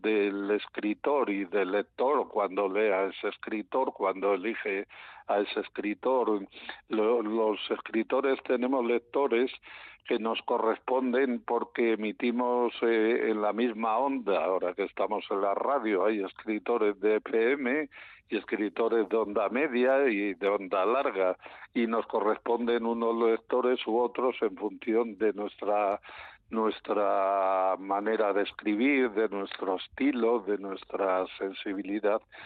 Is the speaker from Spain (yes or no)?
yes; León, Castile and León, Spain; yo soy de León